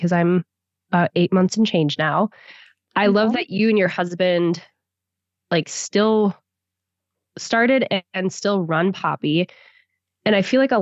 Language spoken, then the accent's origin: English; Wisconsin, United States; moved away; I'm from Wisconsin originally. So like very wholesome, like small town